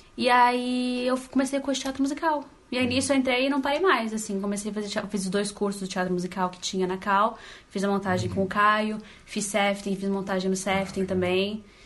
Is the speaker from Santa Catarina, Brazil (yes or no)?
yes; Rio do Sul, Santa Catarina, Brazil; eu sou catarinense